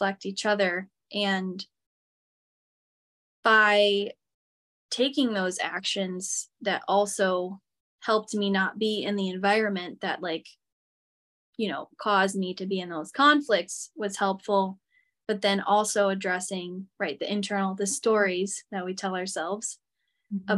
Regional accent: Michigan, United States; moved away as an adult; also born or lived in Seattle; when I moved from Michigan to Seattle, I grew up in Michigan my whole life

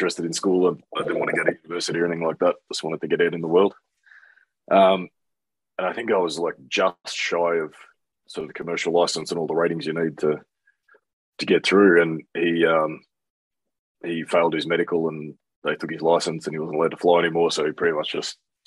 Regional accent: Canberra, Australian Capital Territory, Australia; also born or lived in New Zealand; I grew up in Canberra, which is the capital of Australia.

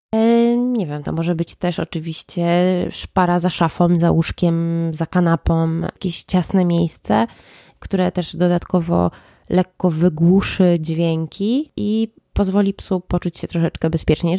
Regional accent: Łódź, Łódź Voivodeship, Poland; jestem z Łodzi

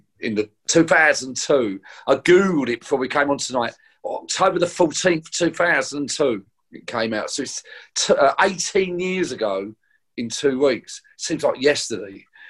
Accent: Orpington, London, United Kingdom; New Elton. I'm from Orpington. I'm from New Elton.

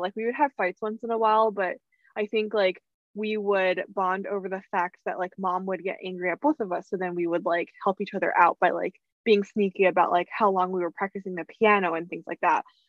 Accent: Plainsboro, New Jersey, United States; also born or lived in Rhode Island; when people ask me what my where my hometown is i say plainsboro

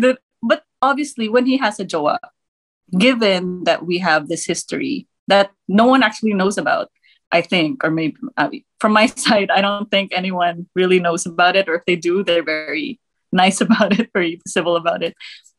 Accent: Germany; also born or lived in Thailand / United States; I was born in the US and then I grew up in Germany and Thailand.

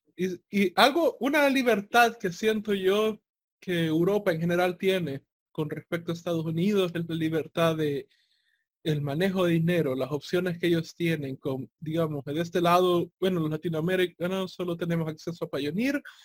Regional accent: El Salvador

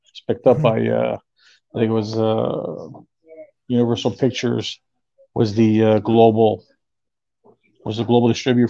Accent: Canada; And being Canadian, eh? We're nice people, pretty much, as they say.

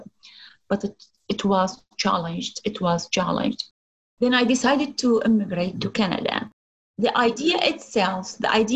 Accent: Iraq; moved away as an adult; also born or lived in Baghdad; as a girl growing up in Middle East

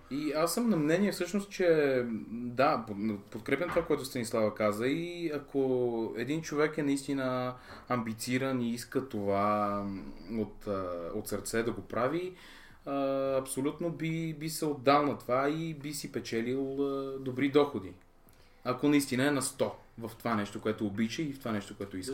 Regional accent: Ivaylovgrad, Haskovo Province, Bulgaria; аз съм роден в Хасково, израснал съм в Ивайловград, едно малко, красиво и спокойно градче.

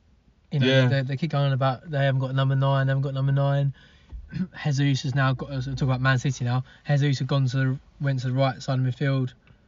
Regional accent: Kent, South East England, United Kingdom; we're from Kent

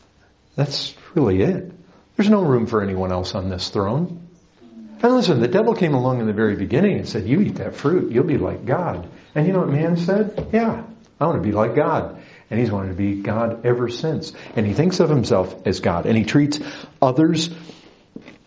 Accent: Paw Paw, Michigan, United States; moved away; also born or lived in Kalamazoo, Michigan; My hometown was about 20 miles away

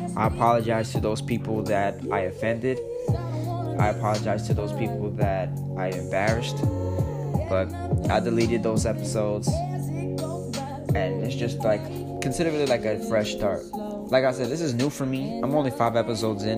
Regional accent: New York City, New York, United States; I'm a New Yorker. I'm from the Bronx where it fucking started

